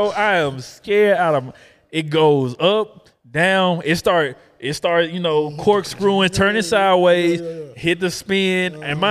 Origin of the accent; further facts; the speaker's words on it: Atlanta, Georgia, United States; So, if you know me, I grew up in Atlanta.